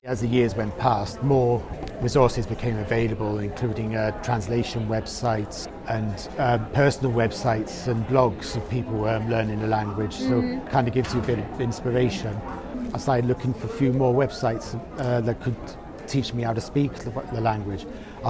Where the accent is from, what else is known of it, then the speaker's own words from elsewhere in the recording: Barry, Wales, United Kingdom; moved away; also born or lived in Kent; I'm from South Wales, a little town called Barry, or started learning Welsh 13 years ago. And I consider myself a speaker